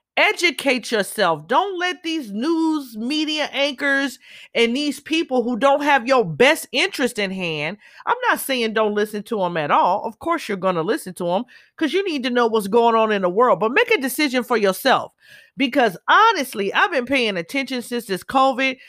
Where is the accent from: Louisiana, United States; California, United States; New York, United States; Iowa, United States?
California, United States; Southern; also born or lived in Los Angeles; I'm born and raised in Cali all my life. Grew up all over Southern California